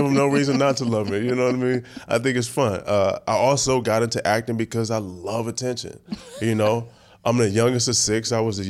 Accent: Oakland, California, United States; also born or lived in New Orleans; Yeah, well, Magnolia, I'm from the Magnolia Projects. Then I lived there for a while, but then I moved and grew

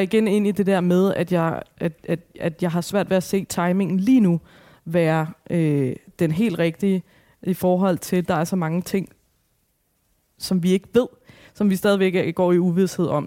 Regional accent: Albertslund, Capital Region of Denmark, Denmark; så er jeg opvokset i Alberslund

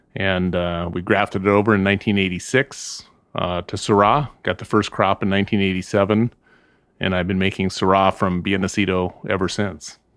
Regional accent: Southern California, United States; also born or lived in Midwest; now in Santa Ynez Valley, United States; I grew up in Southern California. I'm from the Midwest. My parents are both Midwesterners, uh, but I grew up in Southern California.

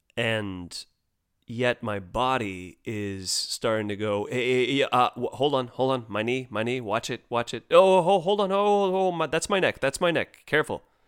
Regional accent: United States; as an American kid

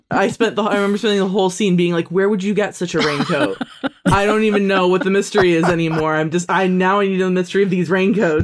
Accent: Miami, Florida, United States; Miami Vice defined my hometown

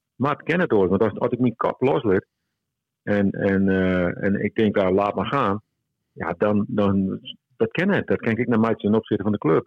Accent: Friesland, Netherlands; accent: Frisian; Praat ik gewoon Fries

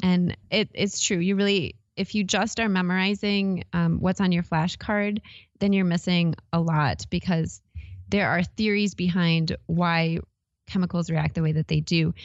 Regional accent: Wisconsin, United States; also born or lived in Iowa; now in Arizona, United States; I, I'm from Wisconsin, actually, originally

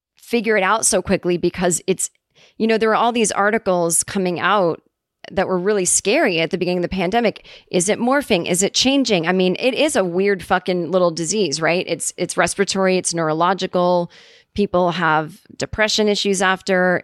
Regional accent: Massachusetts, United States; moved away; my hometown

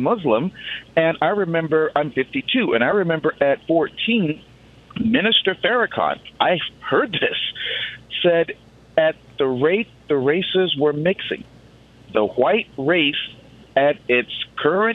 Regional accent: the South, United States; I grew up in the South

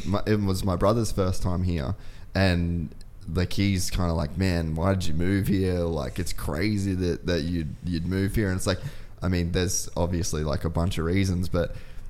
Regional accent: Cairns, Queensland, Australia; moved away as an adult; now in Dubai, United Arab Emirates; I grew up in Cairns in the rainforest

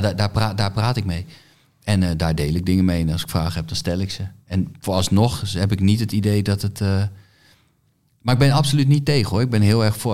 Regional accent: Groningen, Netherlands; bij ons in Groningen

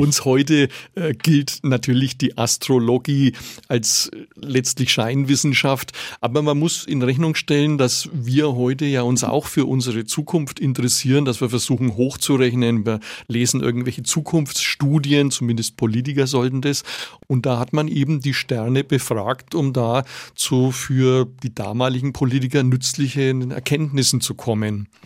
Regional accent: Nuremberg, Bavaria, Germany; als Nürnberger Historiker

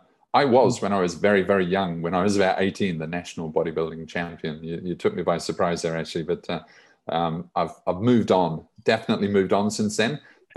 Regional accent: New Zealand; moved away as an adult; also born or lived in United Kingdom / Australia / Central America; now in Philippines; I was born in the UK, but then raised in New Zealand. And then from about 18, I was kind of on my own and went to Australia and Central America and the UK, and now I'm based in the Philippines.

